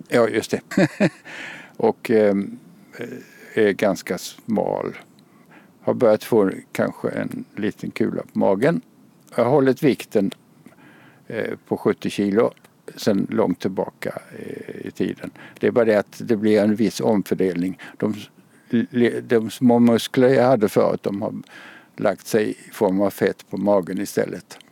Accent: Kalmar, Kalmar County, Sweden; accent: Småland; moved away as an adult; now in Lund, Sweden; Jag är från eh, Kalmar-trakten. Den dialekten går inte ur.

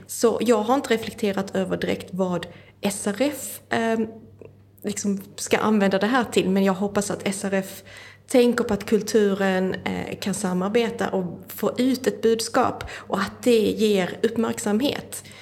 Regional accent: Skåne, Sweden; jag kommer ju från Skåne

